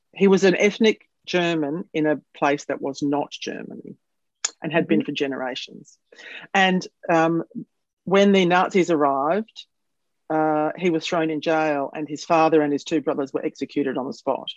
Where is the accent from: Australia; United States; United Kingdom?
Australia; Adelaide, South Australia; it is here in my hometown